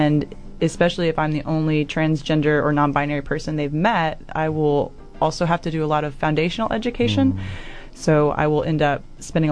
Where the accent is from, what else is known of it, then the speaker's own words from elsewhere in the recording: Texas, United States; moved away as an adult; now in Dunedin, New Zealand; back in Texas, where I'm from, both in my hometown and where I went to undergrad